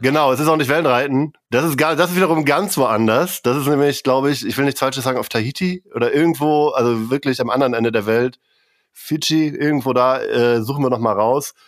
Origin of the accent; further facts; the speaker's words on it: Kiel, Schleswig-Holstein, Germany; moved away; ich komme auch aus Kiel ursprünglich